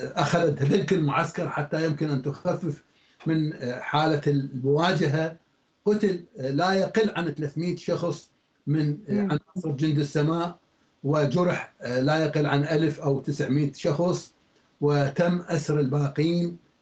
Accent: Iraq; عندنا في العراق

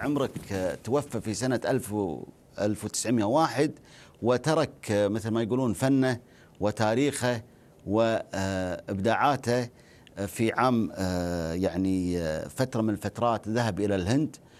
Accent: Najd, Saudi Arabia; عندنا في نجد

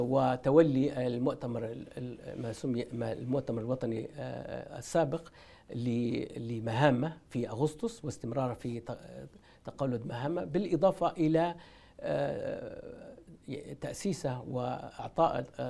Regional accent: Tripoli, Tripoli District, Libya; أنا مولود بطرابلس ومن غرب ليبيا

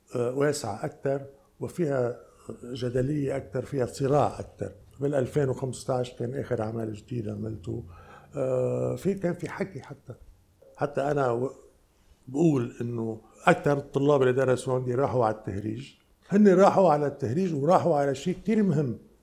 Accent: Lebanon; انا جاي من لبنان

